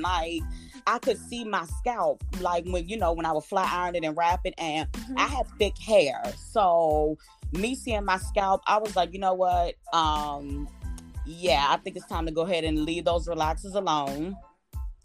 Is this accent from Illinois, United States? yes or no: no; Maryland, United States; I'm from the DMV, Maryland to be exact